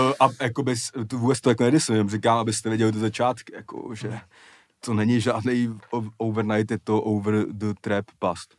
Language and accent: Czech; Prague, Czechia; kde jsem vyrůstal ve Strašnicích